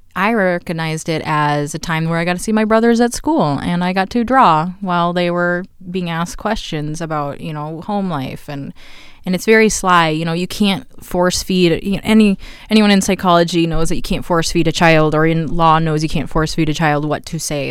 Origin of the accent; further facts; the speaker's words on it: Mankato, Minnesota, United States; also born or lived in Green Bay area, Wisconsin / Colorado; We grow up, grew up, uh, in La Jolla, which is now quaintly known as South Bend Township